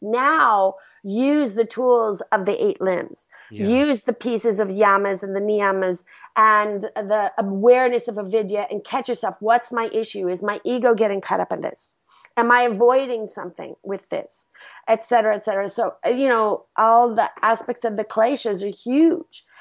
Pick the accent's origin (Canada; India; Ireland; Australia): India; now in Los Angeles, United States; My home country